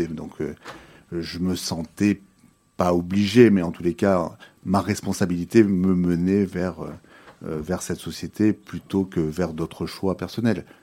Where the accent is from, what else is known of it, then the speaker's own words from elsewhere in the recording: Nice, Provence-Alpes-Côte d'Azur, France; moved away as an adult; now in Belgium; Je suis d'origine française. Je suis né à Nice il y a 49 ans